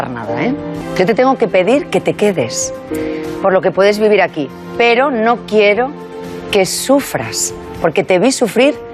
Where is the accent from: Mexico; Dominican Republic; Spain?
Spain; Sabadell, Catalonia; Vengo de un barrio de Sabadell.